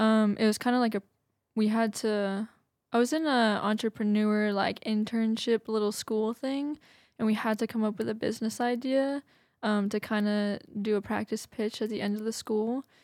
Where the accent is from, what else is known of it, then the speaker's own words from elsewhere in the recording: Massachusetts, United States; moved away as an adult; also born or lived in New Bedford, Massachusetts; now in Redding, United States; I'm from Massachusetts